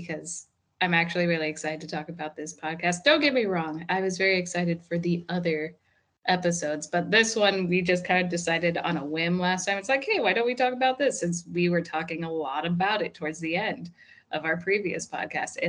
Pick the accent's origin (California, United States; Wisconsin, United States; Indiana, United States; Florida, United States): Indiana, United States; We're from Indiana, so like just our accents are just, they're special